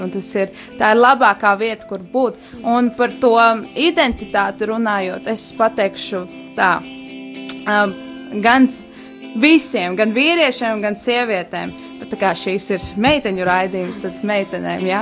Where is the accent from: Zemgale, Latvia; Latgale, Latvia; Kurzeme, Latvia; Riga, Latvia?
Zemgale, Latvia; Jelgava; es esmu no Jālgavas, Jālgavas vasaras vēku draudzes